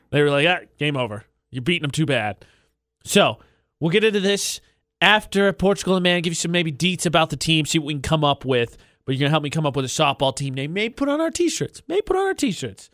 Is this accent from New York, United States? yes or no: no; Lafayette, Indiana, United States; It just changed to Lafayette, it's my hometown.